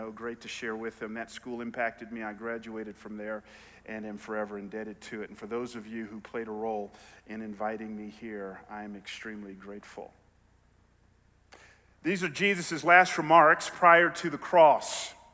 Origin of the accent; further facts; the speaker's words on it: Bible Belt, Southern United States, United States; I grew up in the Bible Belt